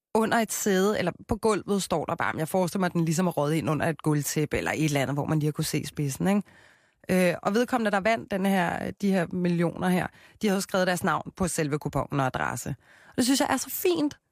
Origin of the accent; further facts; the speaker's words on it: Copenhagen, Capital Region of Denmark, Denmark; jeg er fra Christianshavn